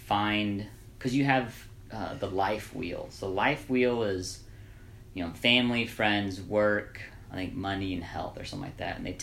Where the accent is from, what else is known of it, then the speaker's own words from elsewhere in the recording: Evansville, Indiana, United States; I'm from Evansville, Indiana.